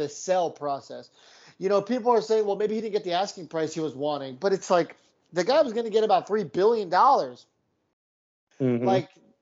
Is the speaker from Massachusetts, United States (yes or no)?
no; San Diego, California, United States; I grew up in San Diego, and my dad was a Padres fan